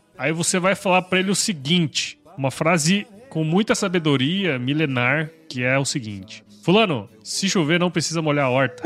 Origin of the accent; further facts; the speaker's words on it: Mato Grosso, Brazil; Eu sou de Mato Grosso.